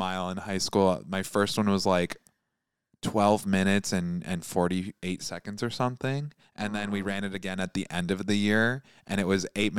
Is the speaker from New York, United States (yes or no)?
no; Michigan, United States; moved away; I'm from Michigan.